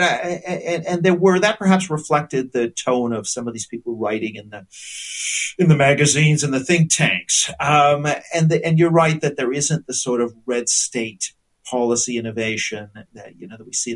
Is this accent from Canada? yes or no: yes; Canada; moved away as an adult; now in United Kingdom; now I'm Canadian